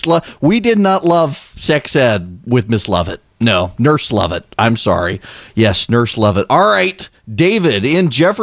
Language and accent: English; Dubai, United Arab Emirates; So when I was growing up overseas, growing up in Dubai, we had to have sex ed class in 8th and 9th grade.